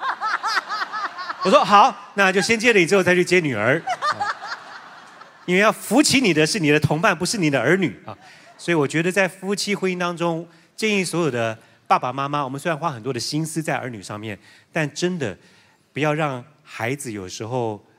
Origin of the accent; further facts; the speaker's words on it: Taiwan; 念完书回到台湾之后